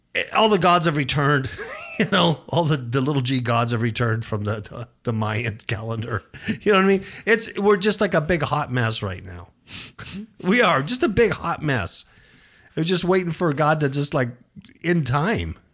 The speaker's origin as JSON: {"language": "English", "region": "Southern California", "country": "United States", "tie": "born or raised there", "moved": "as an adult", "lives_now": "Nevada, United States", "said": "I come from California. Southern California. I was born and raised there"}